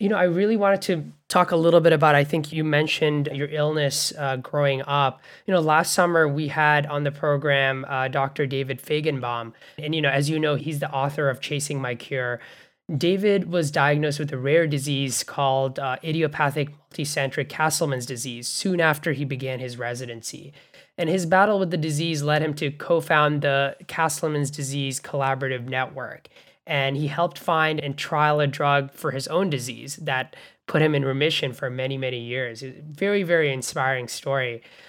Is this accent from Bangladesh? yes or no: yes; Bangladesh; also born or lived in Canada; now in United States; And I grew up in Bangladesh and Canada before coming to the US